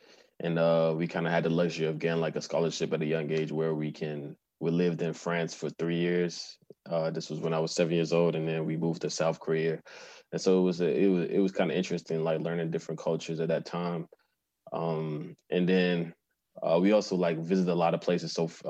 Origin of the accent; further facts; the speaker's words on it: Nigeria; moved away as an adult; now in Canada; So after that, after I graduated from high school in Nigeria, I moved to Canada and decided I wanted to be an athlete.